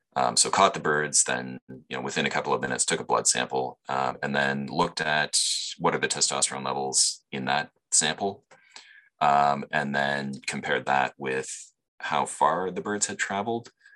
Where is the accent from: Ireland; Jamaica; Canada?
Canada; London, Ontario; also born or lived in Guelph, Ontario / Toronto, Ontario; I grew up here in London